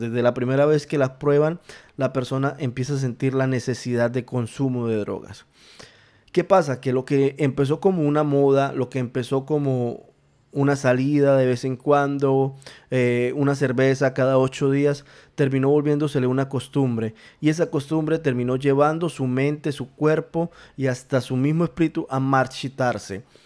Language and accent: Spanish; Colombia; En mi país, en Colombia, en, em, en la ciudad de Bogotá